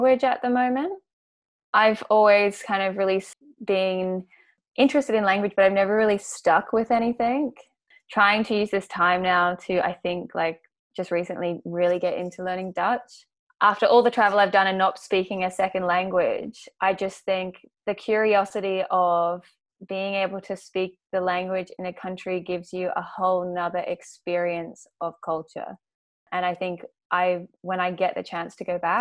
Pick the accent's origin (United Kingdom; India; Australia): Australia; as an Australian with our passport